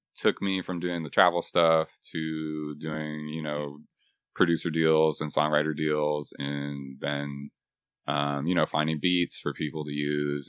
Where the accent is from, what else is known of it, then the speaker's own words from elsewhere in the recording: Texas, United States; moved away as an adult; also born or lived in Boston; now in Nashville, United States; I was born and raised in Texas